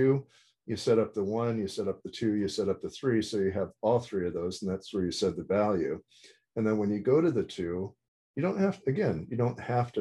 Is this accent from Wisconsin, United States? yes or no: yes; Wisconsin, United States; I'm from Wisconsin